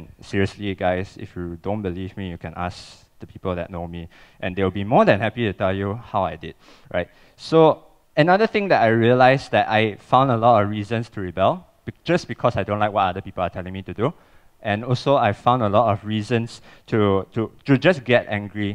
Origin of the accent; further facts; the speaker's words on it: Cheras, Selangor, Malaysia; I'm from Cheras. I grew up with that.